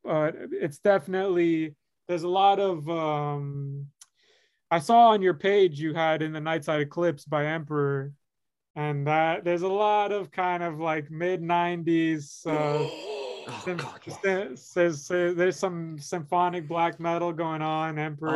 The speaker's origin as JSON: {"language": "English", "town": "Miami", "region": "Florida", "country": "United States", "said": "where I'm from, I come from Miami, Florida"}